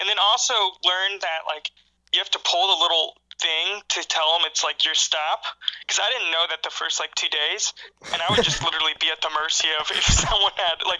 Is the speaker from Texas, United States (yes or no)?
yes; Dallas, Texas, United States; moved away as an adult; also born or lived in Oklahoma; now in Chicago, United States; I've grown up, you know, I'm from the Dallas area.